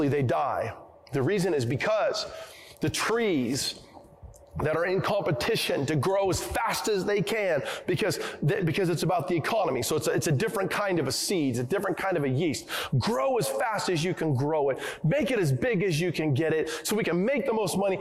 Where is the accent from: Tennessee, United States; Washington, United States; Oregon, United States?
Oregon, United States; I come from the Northwest. I come from Oregon, where we have lots of trees